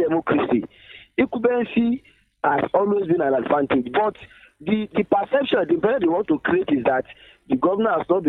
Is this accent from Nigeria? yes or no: yes; Osun, Nigeria; As I'm talking to you, I came from Ward 9 in Ile, Borikwe local government.